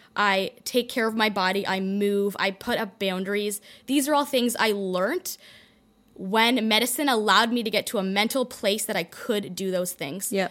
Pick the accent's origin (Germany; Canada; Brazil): Canada; Toronto, Ontario; moved away as an adult; also born or lived in London, Ontario / Detroit, Michigan; I grew up in a in Toronto in a community where everyone kind of go, follows a similar path